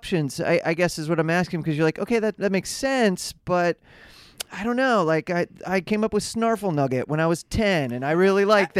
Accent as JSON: {"language": "English", "region": "Midwest", "country": "United States", "tie": "born or raised there", "said": "I grew up in the Midwest, so you know everybody was wearing the plaid shirts"}